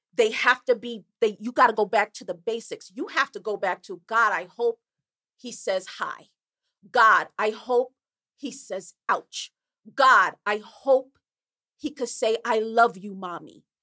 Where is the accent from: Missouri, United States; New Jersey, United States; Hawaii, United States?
New Jersey, United States; Newark; I was brought up in Newark, New Jersey, in a very poor area